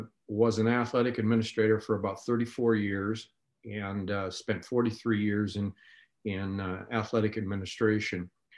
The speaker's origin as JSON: {"language": "English", "town": "Long Island", "region": "New York", "country": "United States", "tie": "born or raised there", "also_born_or_lived": "Wyoming / North Dakota", "said": "I grew up in New York, out in Long Island, then spent time in Wyoming, and then eventually in North Dakota."}